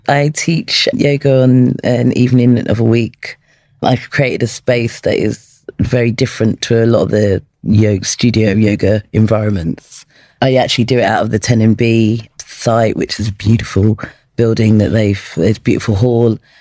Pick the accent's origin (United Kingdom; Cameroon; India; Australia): United Kingdom; London; when I was 16 from Peckham